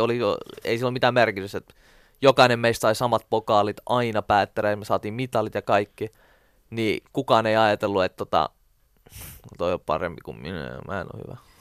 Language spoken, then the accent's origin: Finnish; Helsinki, Uusimaa, Finland; also born or lived in Siltamäki, Helsinki; kun mä muutin kuitenkin Siltamäestä, mitä yhdeksänvuotiaan pois, mä muutin tuonne Itä-Helsingin puolelle